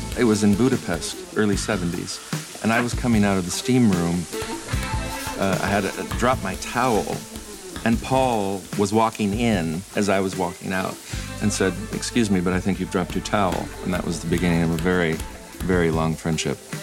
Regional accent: Michigan, United States; moved away as an adult; now in Iceland; Obviously, I grew up in Michigan.

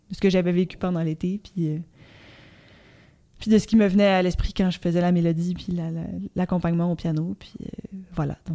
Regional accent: Petite-Vallée, Quebec, Canada; now in Montreal, Canada; je viens de Petite-Vallée et j'habite à Montréal.

